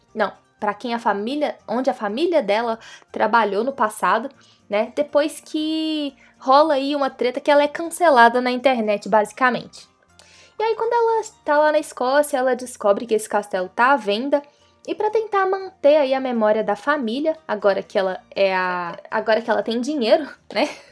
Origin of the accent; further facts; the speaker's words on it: Brazil; A gente é brasileiro, a gente conhece a gambiarra